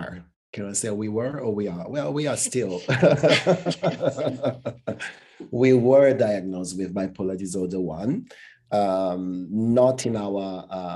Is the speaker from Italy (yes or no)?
yes; Italy; also born or lived in Brazil; I was born in Brazil, and well, we are a bunch of mixed race. And then I moved to Italy, and I was actually the only one in my classroom